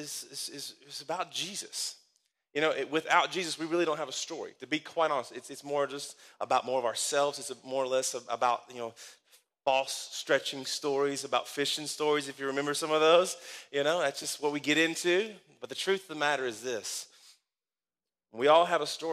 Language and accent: English; Danville, Kentucky, United States; where I grew up, and this is where my hometown is. This is it, Danville, Kentucky